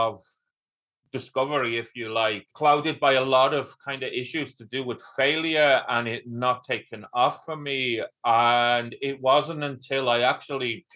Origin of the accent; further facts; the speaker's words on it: North Wales, United Kingdom; now in Kilkenny, Ireland; From North Wales, and I live in Southeast Ireland near a town called Kilkenny.